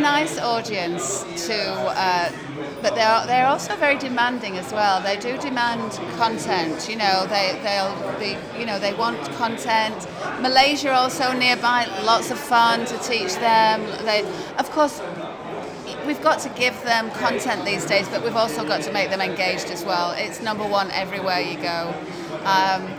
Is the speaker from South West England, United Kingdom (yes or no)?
no; Sheffield, Yorkshire and the Humber, United Kingdom; moved away as an adult; now in Singapore; I'm actually a Brit from Yorkshire. I'm from Sheffield originally, but I've just been living in Singapore now for 12 years